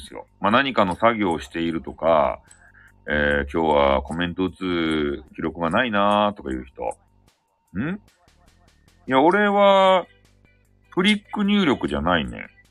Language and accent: Japanese; Fukuoka, Japan; accent: Hakata dialect; 博多弁昔話の、あの、語り部